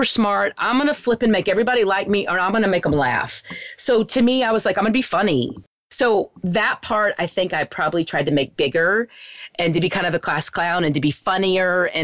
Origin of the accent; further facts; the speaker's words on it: Wichita Falls, Texas, United States; where I grew up in Wichita Falls, it's a very small town